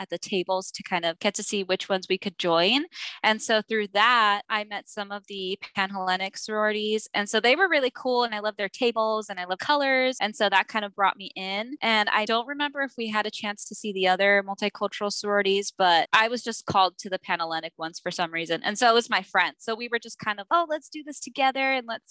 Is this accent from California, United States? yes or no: yes; Chula Vista, California, United States; I'm from Chula Vista, but San Diego's the county that I'm from.